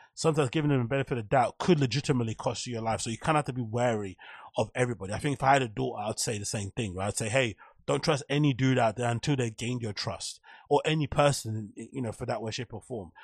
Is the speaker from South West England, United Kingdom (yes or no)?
no; London, United Kingdom; growing up in Canning Town Custom House